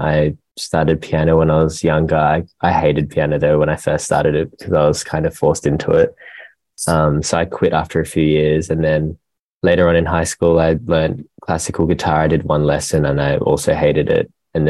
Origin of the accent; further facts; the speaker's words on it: Gold Coast, Queensland, Australia; moved away as an adult; now in Melbourne, Australia; we're from the Gold Coast, which is up north. And then we moved down to Melbourne a few years ago.